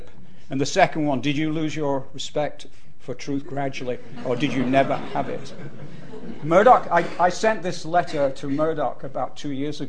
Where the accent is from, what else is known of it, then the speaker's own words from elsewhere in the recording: Bolton, North West England, United Kingdom; I was brought up in Bolton